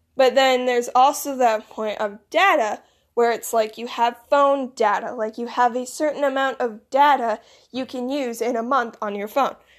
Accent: Michigan, United States; accent: northern; also born or lived in Florida; I grew up and I was raised in the north, so I have more of a northern accent, but the southern accent is still there

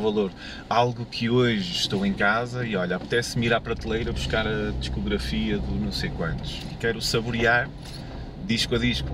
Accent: Porto, Norte, Portugal; eu sou do Porto, vivo no Porto

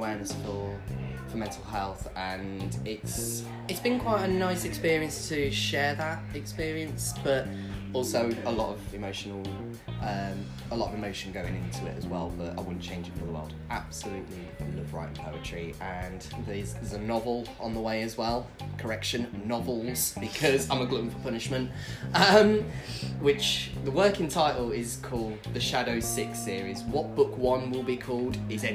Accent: Leicester, East Midlands, United Kingdom; moved away as an adult; now in Worcester, United Kingdom; I'm originally from Leicester, and moved down to Worcester in 2017

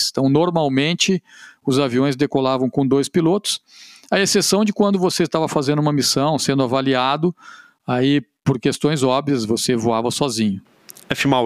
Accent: São Paulo, Brazil; Eu sou paulista, aí aqui no Rio Grande do Sul, é, ficar mais próximo da família.

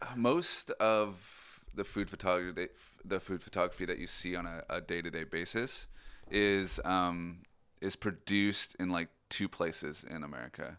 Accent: Boring, Oregon, United States; moved away; I'm originally from Oregon, uh, from a town called Boring.

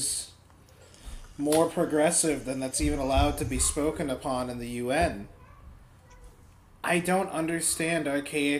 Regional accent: United States; as an American

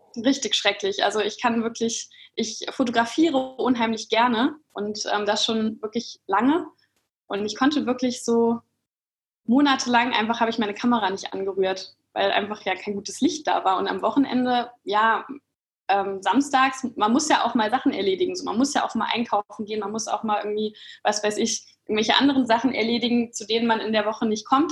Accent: Kassel, Hesse, Germany; moved away as an adult; also born or lived in Frankfurt; Ich komme ursprünglich aus Kassel oder aus der Nähe von Kassel

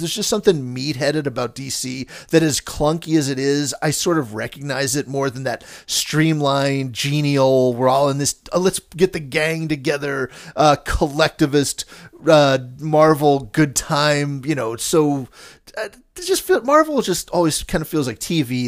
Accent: Pittsburgh, Pennsylvania, United States; moved away as an adult; also born or lived in Los Angeles; I was from Pittsburgh and we'd have to wait four months for these limited releases.

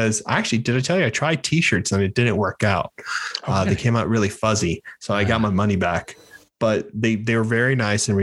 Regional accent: Miami, Florida, United States; I'm from Miami

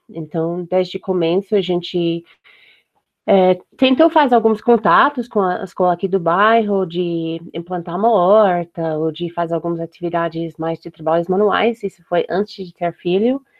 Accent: United States; Portuguese is a second language; E como eu sou dos Estados Unidos, eu tive muito ajuda porque é, tem muito material disponível lá, diferente do que aqui.

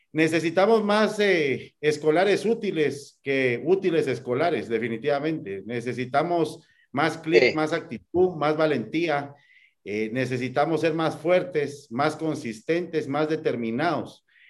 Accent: Guatemala; como guatemaltecos

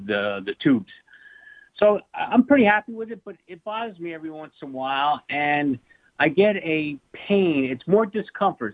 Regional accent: Ramsey, New Jersey, United States; moved away as an adult; I grew up in Ramsey, New Jersey.

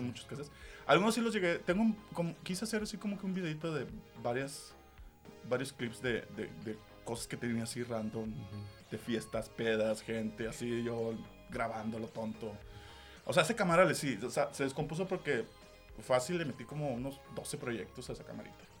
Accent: Monterrey, Nuevo León, Mexico; Yo como persona que nací en esta ciudad o esta tierra, no pertenezco.

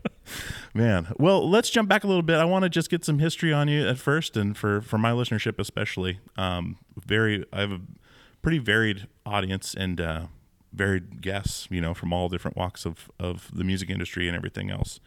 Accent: Alaska, United States; growing up in Alaska

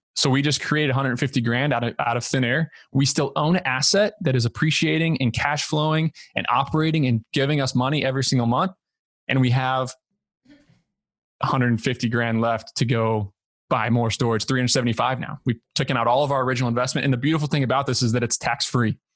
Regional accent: Southern Indiana, United States; moved away as an adult; also born or lived in Ithaca, New York; grew up in Southern Indiana

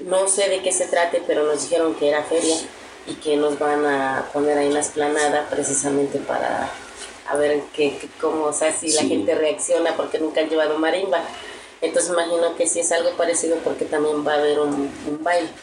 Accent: Tierra Blanca, Veracruz, Mexico; now in Cholula, Mexico; es donde yo nací, donde crecí

